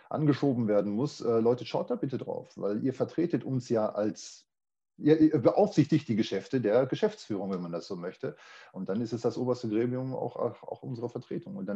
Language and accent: German; Gelsenkirchen, North Rhine-Westphalia, Germany; now in Munich, Germany; Ich komme auch aus Gelsenkirchen, ich bin dort gebürtig, ich lebe da aber nicht mehr